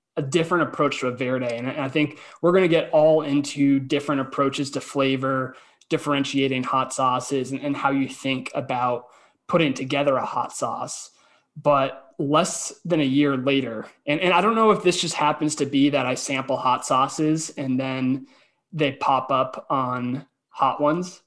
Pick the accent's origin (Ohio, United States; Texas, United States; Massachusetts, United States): Massachusetts, United States; Boston; I'm from Boston